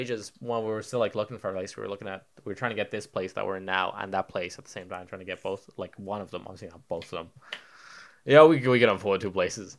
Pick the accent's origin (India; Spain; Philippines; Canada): Spain; now in Ireland; you know, I grew up in Spain. I'm a man of the people. I'm a man of the world. I've traveled. My parents moved there.